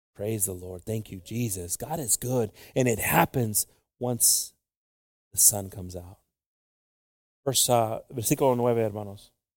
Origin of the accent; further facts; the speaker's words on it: Mexico; Tenemos mucho orgullo como mexicanos